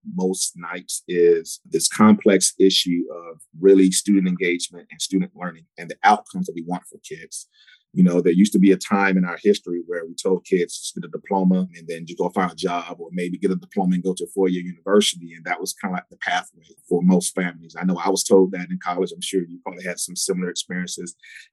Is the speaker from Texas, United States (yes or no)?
no; Columbia, South Carolina, United States; also born or lived in Charlotte, North Carolina / Cedar Rapids, Iowa; I grew up here in Columbia, South Carolina.